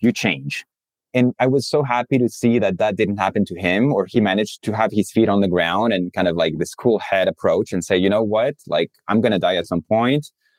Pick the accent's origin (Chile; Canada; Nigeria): Chile; also born or lived in France; now in United States; So I am new to the US. I'm French, from a French family. I grew up in Chile, in South America. My family moved to Chile in the 90s.